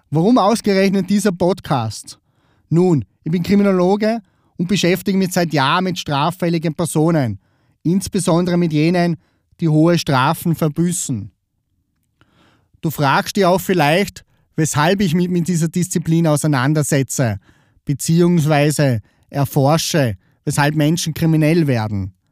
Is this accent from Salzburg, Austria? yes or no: no; Vorarlberg, Austria; now in Vienna, Austria; Ursprünglich komme ich aus Vorarlberg. Falls du dich fragst, weil er dialektisch spricht. Die Vorarlberger würden aber sagen, naja, der redet nur mehr so im Dialekt. Das ist geschuldet auf der Tatsache, dass ich schon 13 Jahre in Wien wohne.